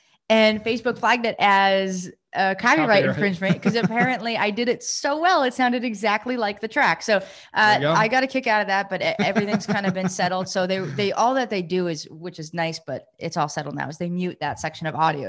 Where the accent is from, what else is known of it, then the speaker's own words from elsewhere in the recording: New York, United States; I grew up in New York, and we had, you had a lot of like lakes and ponds and stuff, but we used to swim in lakes, and we grew up in a lake community, my family.